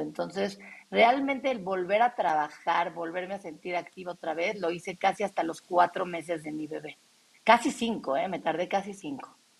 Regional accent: Mexico; aquí, en mi país

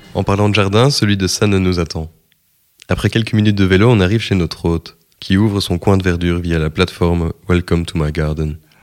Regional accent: Wallonia, Belgium; ma Wallonie natale

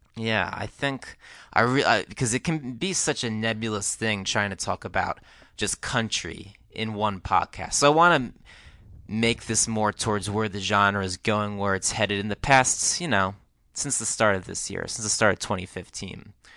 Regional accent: New Jersey, United States; In New Jersey, where I grew up

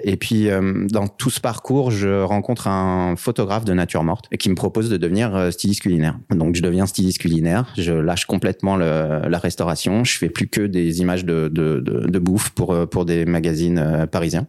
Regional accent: France; moved away as an adult; also born or lived in French-speaking Switzerland; now in Switzerland; Je suis français. J'ai euh, décidé de, venir euh, dans ces jolies contrées par amour

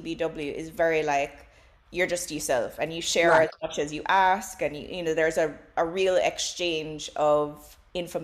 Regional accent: Jamaica; as a Jamaican

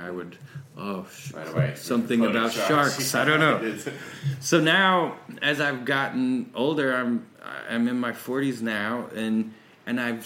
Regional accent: Mechanicsburg, Pennsylvania, United States; also born or lived in Tennessee; we moved from Tennessee to Pennsylvania. We moved to Mechanicsburg, Pennsylvania

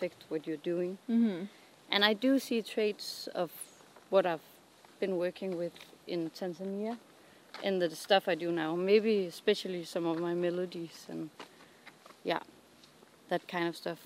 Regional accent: Denmark; I grew up in Jutland.

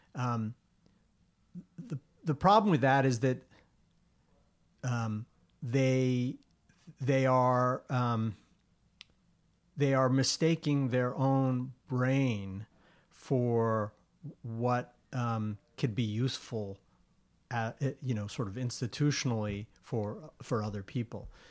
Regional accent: Long Island, New York, United States; the place that I grew up on Long Island

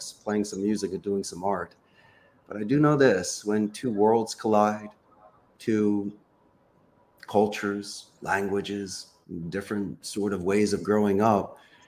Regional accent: Philadelphia, Pennsylvania, United States; now in Costa Rica; I currently reside in beautiful, sunny Central America, but I'm originally from Northeast Philadelphia.

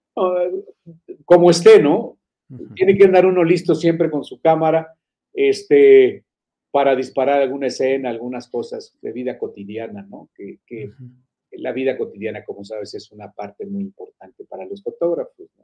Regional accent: Fresnillo, Zacatecas, Mexico; moved away; mis paisanos allá en Fresnillo, soy de Fresnillo

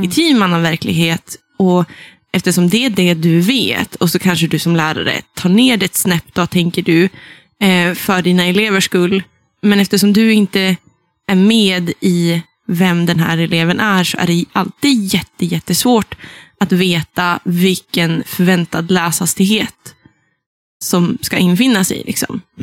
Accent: Sollefteå, Västernorrland County, Sweden; accent: Norrland dialect; jag är från Ångermanland. Jag är mm. också från då Sollefteå som är hjärtat i Ådalen

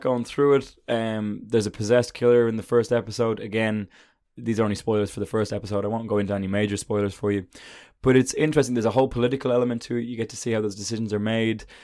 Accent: Ireland; I'm an Irishman

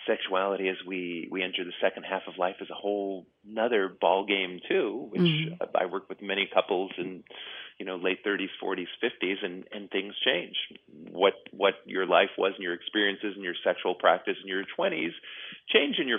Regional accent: New York, United States; now in California, United States; I grew up in New York

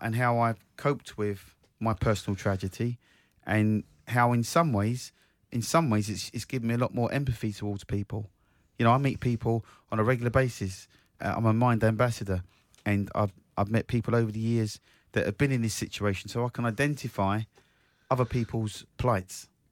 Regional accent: Croydon, London, United Kingdom; my hometown, South Croydon

